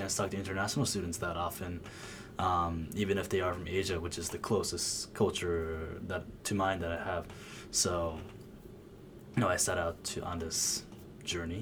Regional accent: United States; also born or lived in Japan; I lived in America for 17 years now

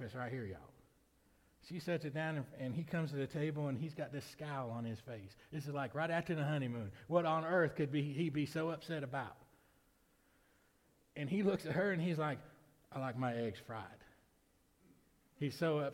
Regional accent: Lamar County, Alabama, United States; I was born in Lamar County, Alabama.

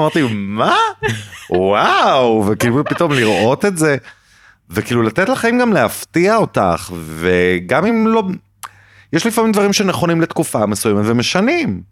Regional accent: Jerusalem, Jerusalem District, Israel; אני כאילו ילד טוב ירושלים

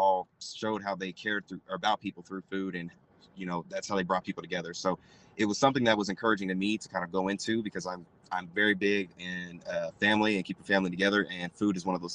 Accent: Oklahoma City, Oklahoma, United States; I'm from Oklahoma City, Oklahoma

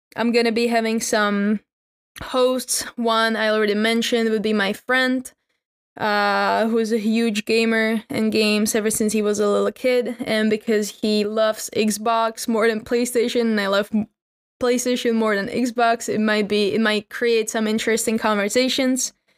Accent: Czechia; I'm from the Czech Republic

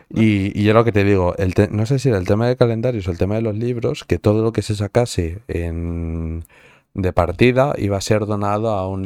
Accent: Madrid, Community of Madrid, Spain; porque a mí me gusta mucho el pádel, porque soy de Madrid.

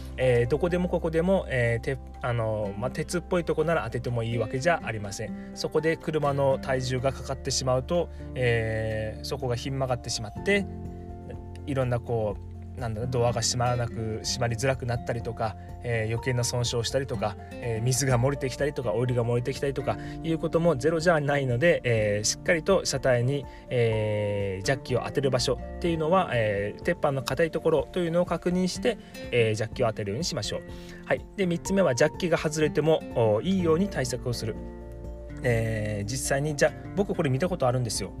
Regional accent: Miyazaki, Japan; 地元宮崎では

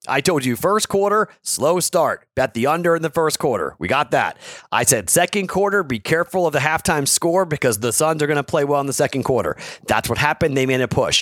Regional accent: Andover, Massachusetts, United States; my hometown of Andover, Massachusetts

